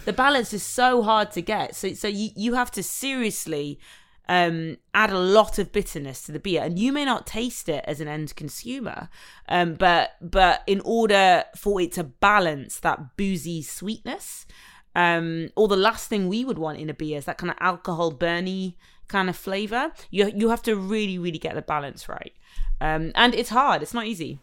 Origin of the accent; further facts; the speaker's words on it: Nottingham, East Midlands, United Kingdom; from Nottingham, which is my hometown where I'm from.